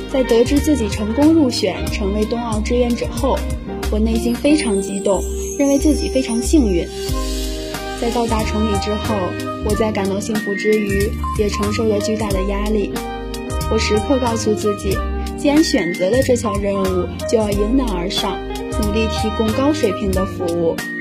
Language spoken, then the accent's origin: Chinese; Xingtai, Hebei, China; also born or lived in Langfang, Hebei; 我来自河北邢台，在我的家乡并没有大片大片的雪场